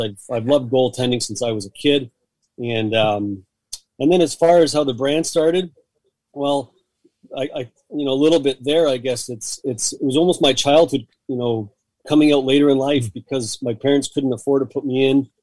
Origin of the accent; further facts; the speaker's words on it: Hamilton, Ontario, Canada; moved away as an adult; now in Ottawa, Canada; growing up in Hamilton, Southern Ontario